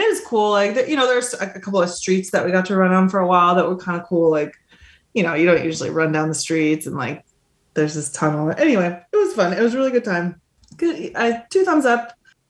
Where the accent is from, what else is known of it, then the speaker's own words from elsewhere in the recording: Montana, United States; Cause I was like coming from Montana. It was like a different scale.